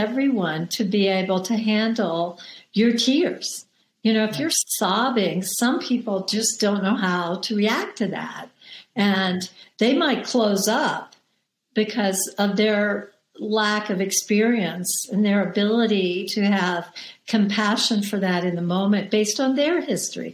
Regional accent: the South, United States; I grew up in the South

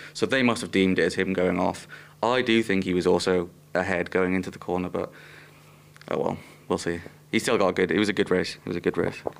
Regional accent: Welsh, Wales, United Kingdom; I'm Welsh

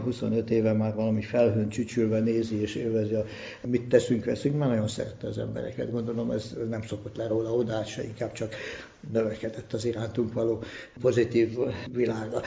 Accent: Budapest, Hungary; én itt születtem

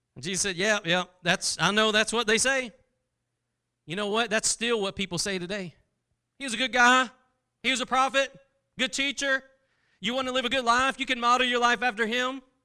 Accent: Texas, United States; I'm from Texas

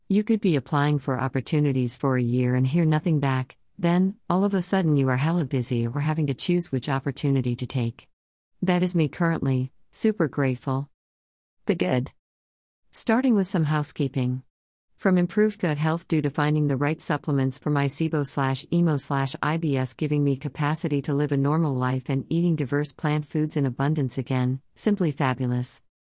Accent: Munster, Ireland; accent: Irish; also born or lived in Birmingham, England; even though I was born in Birmingham, yes, a brummie that still says flannel, not face cloth. I moved to Ireland in 1995, age 5, and my friends at 9 trained me out of my brummie accent

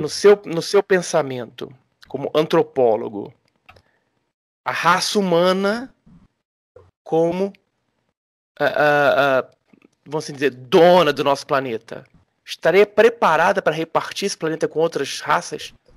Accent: Rio de Janeiro, Brazil; eu que sou carioca, no Rio de Janeiro, na década de 80

